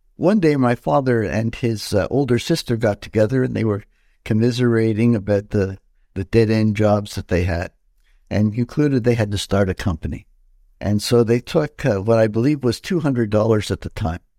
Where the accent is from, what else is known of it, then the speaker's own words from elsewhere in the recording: Montreal, Quebec, Canada; I was born in Montreal, 1953, and uh, so that makes me what 70 years old today. And, and I was born in Chinatown, uh, inner city Montreal